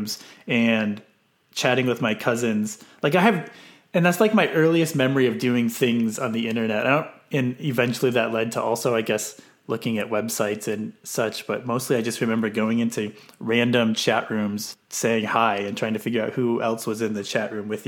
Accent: Stillwater, Minnesota, United States; I grew up in Stillwater, Minnesota. So not too far from where I live now in Minneapolis.

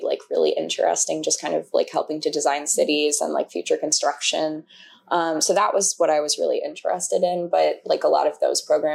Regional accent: Tucson, Arizona, United States; moved away; also born or lived in Colorado / Utah; I grew up in Tucson

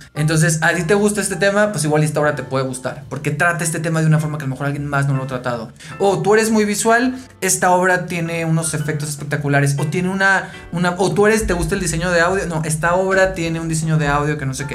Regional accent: Mexicali, Baja California, Mexico; now in Mexico City, Mexico; yo soy de Mexicali, ¿no? Entonces en Mexicali no hay mucho teatro como tal. Sí hay una oferta en los últimos años y cuando yo era adolescente, eh, niño adolescente

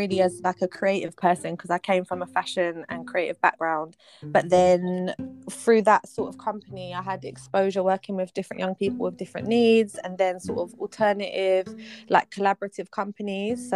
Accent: London, United Kingdom; But I grew up in Southeast London. I've lived here my whole life.

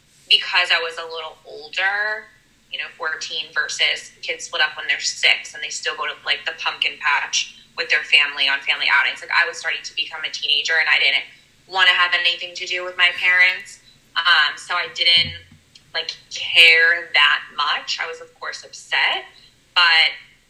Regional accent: Philadelphia, Pennsylvania, United States; So I am from Philadelphia.

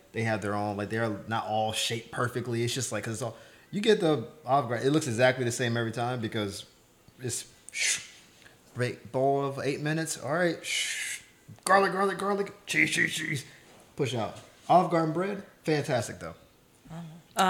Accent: Florida, United States; moved away as an adult; now in Los Angeles, United States; I'm from Florida

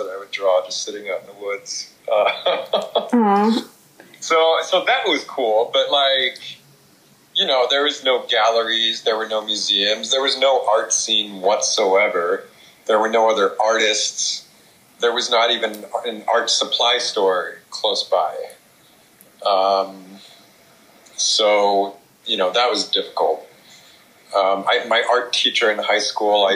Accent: Kansas, United States; moved away as an adult; now in California, United States; I grew up in Kansas.

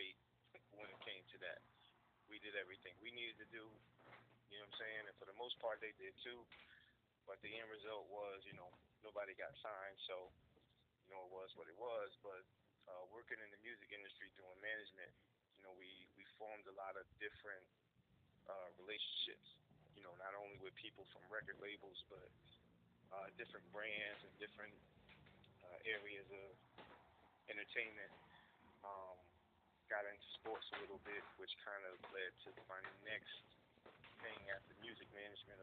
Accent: Paterson, New Jersey, United States; I'm from Patterson, New Jersey. Born and raised, been around here all my life

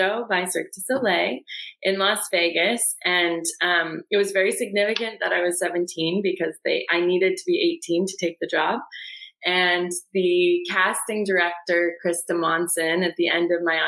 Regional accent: Calgary, Alberta, Canada; moved away as an adult; now in Brooklyn, United States; I am from Calgary, Alberta, and I'm currently living in Brooklyn, New York

